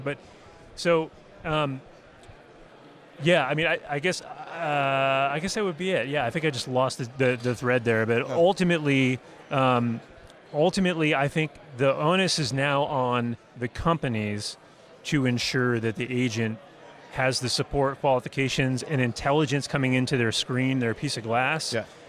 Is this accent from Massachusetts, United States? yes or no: yes; Massachusetts, United States; I grew up in Massachusetts